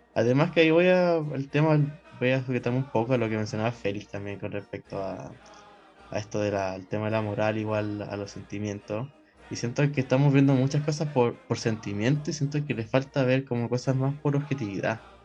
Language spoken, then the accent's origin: Spanish; Chile; nuestra identidad como, como chilenos